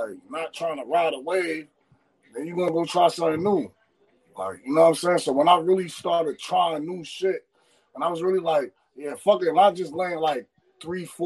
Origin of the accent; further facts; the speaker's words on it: New York City, New York, United States; I'm from the Bronx, bro. I'm from Tremont. You know what I'm saying? I grew up there.